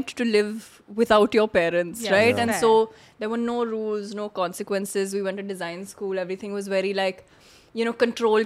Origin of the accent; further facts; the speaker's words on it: Mumbai, Maharashtra, India; moved away as an adult; I'm from Bombay, right? So I was drinking as a youth.